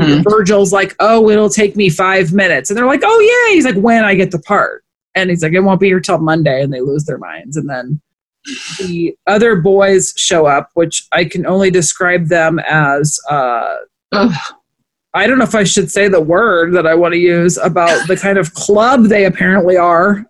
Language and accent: English; Omaha, Nebraska, United States; we're just from Omaha